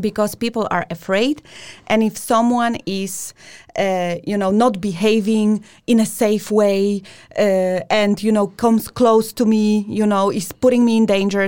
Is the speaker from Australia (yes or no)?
no; Poland; we come from Poland